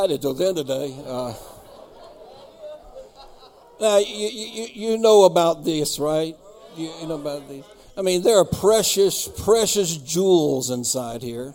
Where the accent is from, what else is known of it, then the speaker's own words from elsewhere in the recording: East Coast, United States; moved away; also born or lived in Myrtle Beach, South Carolina; I grew up on the East Coast where Krispy Kreme is popular.